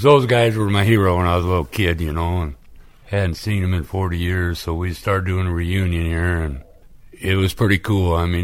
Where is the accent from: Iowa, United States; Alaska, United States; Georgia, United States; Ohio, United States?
Iowa, United States; Hamilton County; I grew up in Hamilton County